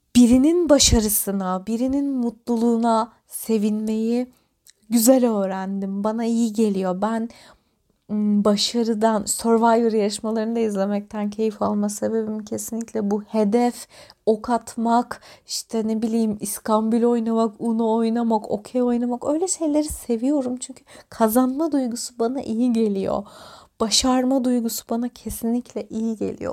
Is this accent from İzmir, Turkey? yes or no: no; Antalya, Turkey; moved away as an adult; ben Antalya'da doğdum ve büyüdüm. 18 yaşına kadar burada yaşadım.